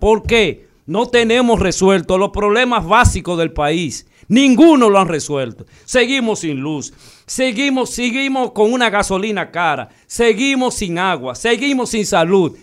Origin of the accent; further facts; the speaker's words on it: Dominican Republic; nosotros los dominicanos